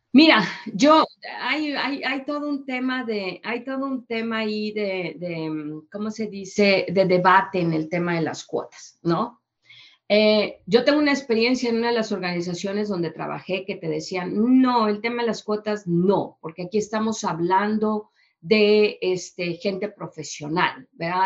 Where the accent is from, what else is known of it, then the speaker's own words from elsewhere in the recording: Mexico; yo mexicana, que vengo de, que vengo de eh, una experiencia en Holanda